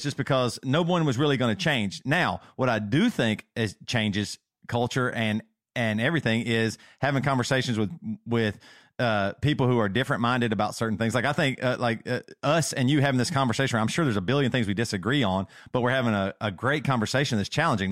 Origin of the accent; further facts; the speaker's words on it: South Carolina, United States; moved away as an adult; also born or lived in Seattle; we grew up in South Carolina